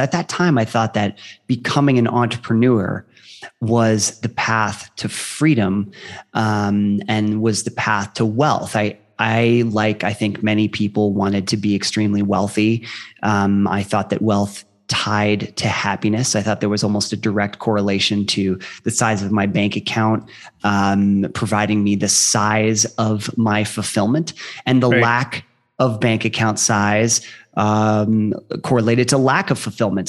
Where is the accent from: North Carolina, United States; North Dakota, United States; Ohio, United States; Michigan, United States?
Ohio, United States; I grew up in Ohio